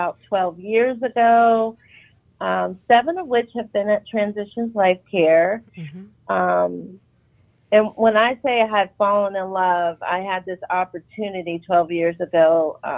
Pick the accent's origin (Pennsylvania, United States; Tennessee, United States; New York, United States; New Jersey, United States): Pennsylvania, United States; moved away; I am originally from Pennsylvania